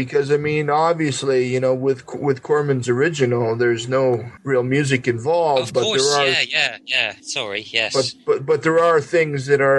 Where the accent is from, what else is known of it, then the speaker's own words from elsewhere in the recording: near Pontypool, Ontario, Canada; It's about two hours from my hometown, but there is an actual place called Pontypool.